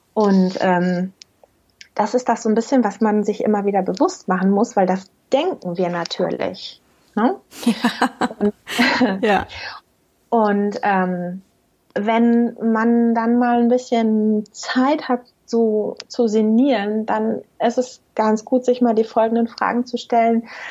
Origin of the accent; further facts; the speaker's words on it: Germany; also born or lived in Münster area; bei uns in Deutschland